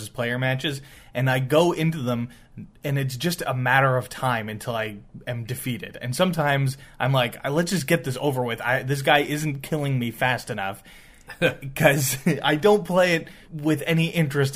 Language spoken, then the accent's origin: English; Canada; We're Canadian